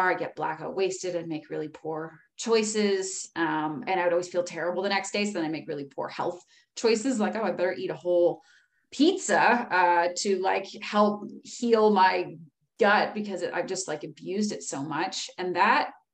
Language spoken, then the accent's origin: English; Powell River, British Columbia, Canada; now in Whistler, Canada; I'm from Powell River, British Columbia in Canada. I grew up in a really small town, beautiful town on the west coast of BC.